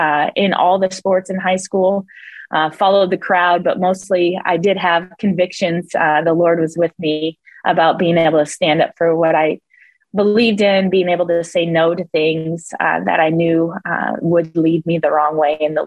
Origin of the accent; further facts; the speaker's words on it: Montana, United States; moved away as an adult; also born or lived in North Dakota / South Dakota / Marshall Islands; now in Tri-Cities, United States; I was born in North Dakota, raised in Montana